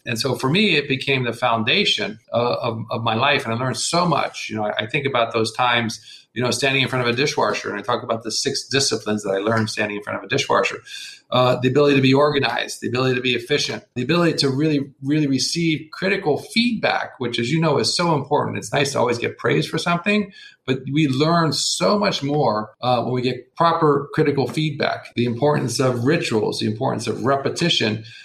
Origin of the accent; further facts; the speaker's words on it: United States; being an American